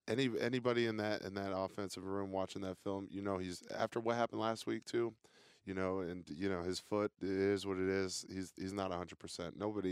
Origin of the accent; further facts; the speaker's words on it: New Hampshire, United States; And I'm actually originally, you know, from the Northeast. {S1} Yep. {S4} You know, I'm from New Hampshire. So not too far away from home.